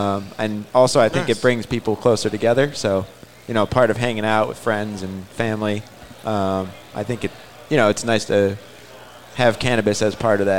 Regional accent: Buffalo, New York, United States; moved away as an adult; also born or lived in Boston, United States; now in Denver, United States; So, yeah, we grew up in Buffalo together. I moved to Boston I went to Northeastern. And so I lived there for about 8 years and then just moved out to Denver, actually.

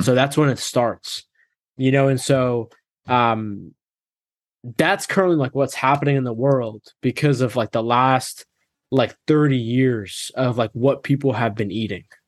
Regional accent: Massachusetts, United States; I grew up in Massachusetts

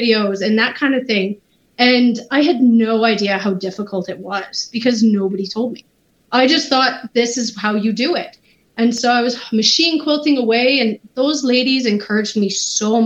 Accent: Prince George, British Columbia, Canada; also born or lived in Dawson Creek, British Columbia / Fort St. John, British Columbia; now in Grand Forks, Canada; I'm born and raised in Prince George

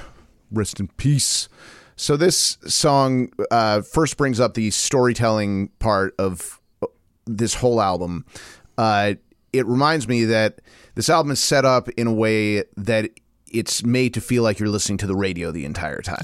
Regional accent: Portland, United States; I'm from Portland

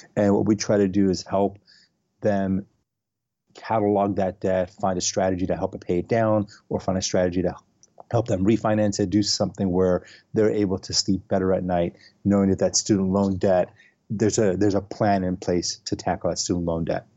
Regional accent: Los Angeles, California, United States; also born or lived in San Francisco; I am originally from Los Angeles. Uh, I grew up here.

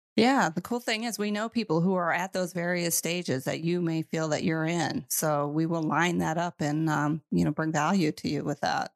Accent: United States; moved away; I am from the United States

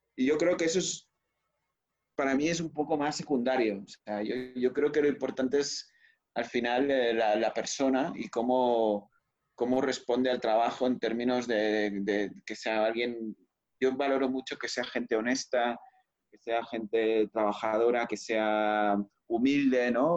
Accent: Spain; moved away; also born or lived in Barcelona; en España somos un poco más directos

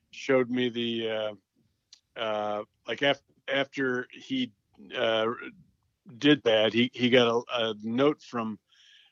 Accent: Wilkes-Barre, Pennsylvania, United States; moved away as an adult; also born or lived in Texas; I'm from Wilkes-Barre, but my first two jobs were in Texas

